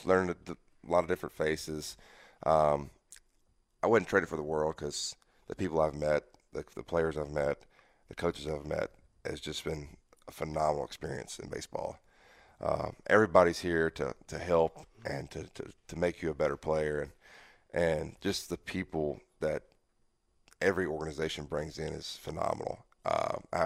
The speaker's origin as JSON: {"language": "English", "region": "Mississippi", "country": "United States", "tie": "born or raised there", "said": "I'm a Southern guy, you know. I'm from Mississippi, born and raised"}